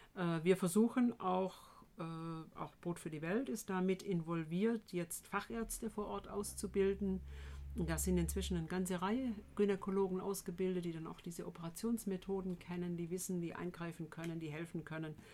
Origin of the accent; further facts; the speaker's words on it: Tübingen, Baden-Württemberg, Germany; Ich komme ursprünglich hier aus Tübingen, bin hier mal in die Schule gegangen vor vielen Jahren